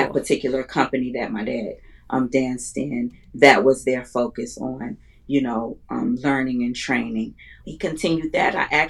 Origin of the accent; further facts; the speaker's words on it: Chicago, Illinois, United States; I am from Chicago, Illinois. Born and raised my whole life, except for when I went to undergrad school. Born to parents that's from Chicago. Well, my mom and my father's from the islands. He's from Jamaica.